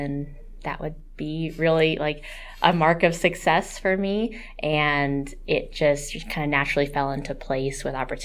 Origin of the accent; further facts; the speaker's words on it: Queen Creek, Arizona, United States; I grew up in Queen Creek and just had a menagerie of animals